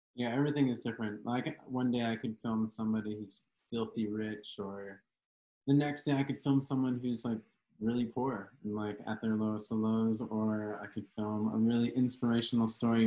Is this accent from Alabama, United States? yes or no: no; Lancaster, Pennsylvania, United States; I'm from Lancaster, Pennsylvania